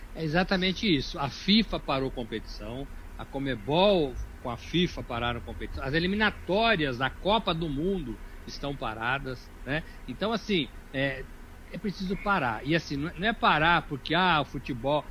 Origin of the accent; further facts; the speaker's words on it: Brazil; nós também somos brasileiros